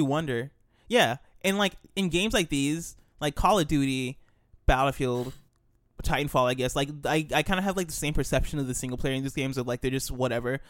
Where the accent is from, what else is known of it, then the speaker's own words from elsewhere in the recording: United States; we're American